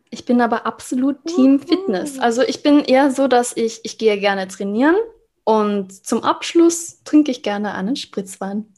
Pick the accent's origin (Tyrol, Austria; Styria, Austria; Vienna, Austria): Vienna, Austria; also born or lived in Israel; für uns als Wiener